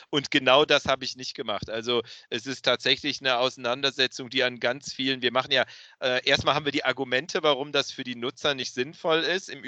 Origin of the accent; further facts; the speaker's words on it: Cologne, North Rhine-Westphalia, Germany; Ich als Rheinländer, als echter Kölner, rede natürlich nur über Niederrhein.